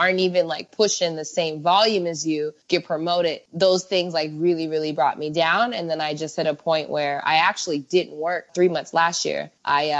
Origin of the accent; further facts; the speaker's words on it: United States; moved away as an adult; now in Mexico; growing up in America